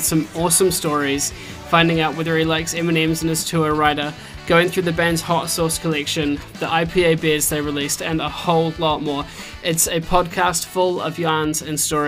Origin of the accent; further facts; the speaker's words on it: New Zealand; accent: New Zealand; now in Edinburgh, United Kingdom; I have a New Zealand accent